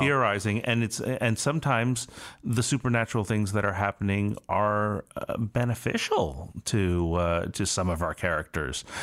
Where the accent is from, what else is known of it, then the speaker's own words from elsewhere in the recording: United States; I'm Chinese American.